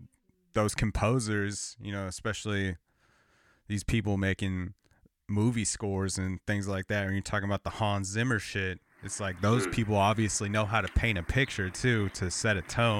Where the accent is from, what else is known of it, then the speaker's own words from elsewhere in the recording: 40 miles outside Los Angeles, Southern California, United States; moved away as an adult; now in Portland, United States; I grew up outside in Southern California, like 40 miles outside of Los Angeles, and moved to Portland, Oregon, like 8 years ago, a little over 8 years.